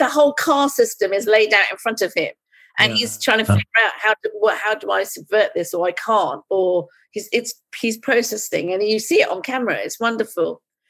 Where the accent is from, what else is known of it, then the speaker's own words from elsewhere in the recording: India; and as an Indian, I thought, oh, it's won a Booker Prize. Should I tell that story?